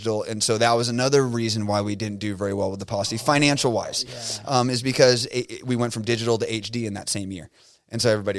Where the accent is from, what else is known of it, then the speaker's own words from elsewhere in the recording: Southern California, United States; I grew up in Southern California. Nobody knows that I grew up in Southern California.